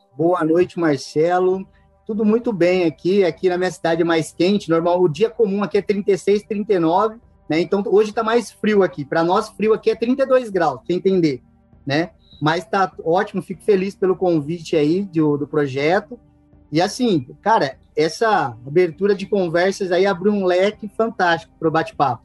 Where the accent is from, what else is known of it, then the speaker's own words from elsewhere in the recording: interior of São Paulo, Brazil; eu sou do interior de São Paulo, a 500 quilômetros da capital